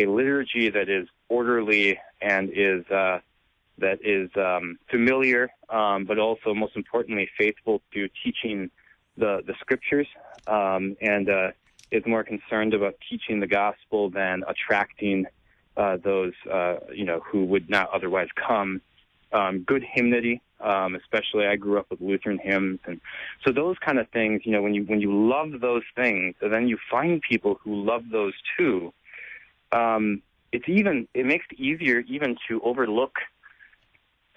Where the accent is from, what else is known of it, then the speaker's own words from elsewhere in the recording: Racine, Wisconsin, United States; when I was a kid, little kid, I was, my dad was a pastor in Racine, Wisconsin, at a very old church